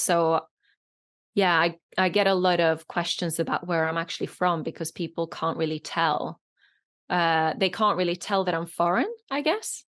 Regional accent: Norway; first language Norwegian and Polish; English is a second language; moved away as an adult; now in United Kingdom; I grew up in Norway, uh, most of the time

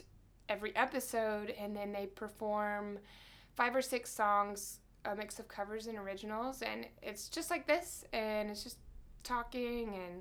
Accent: Alpharetta, Georgia, United States; I'm from Atlanta, too

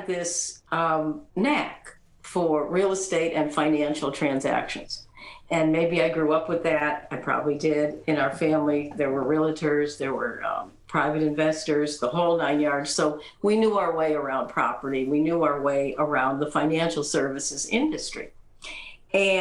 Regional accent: East Coast, United States; I grew up on the East Coast in a traditional family

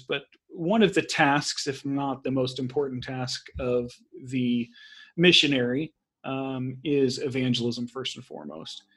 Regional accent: Texas, United States; moved away as an adult; also born or lived in Central Asia; now in Sweden; my American Texan

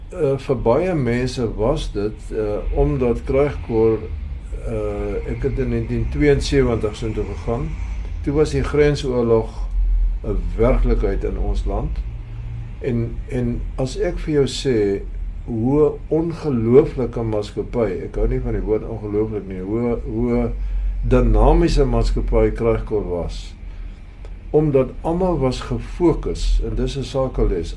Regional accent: Paarl, Western Cape, South Africa; Ek het hier in die Parel groot geword

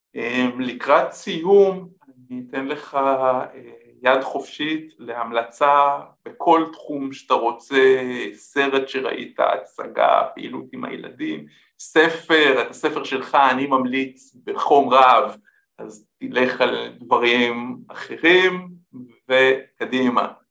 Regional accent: Israel

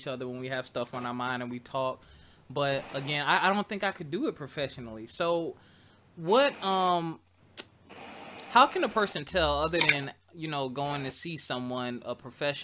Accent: Philadelphia, Pennsylvania, United States; moved away; I grew up in Northeast Philly. I used to live like 5 minutes from Franklin Mills Mall

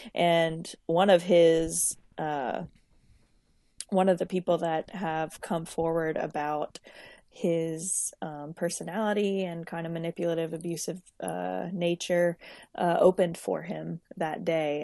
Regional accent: Lafayette, Louisiana, United States; I'm originally from Lafayette, Louisiana, uh, living, um, in Lafayette, Louisiana

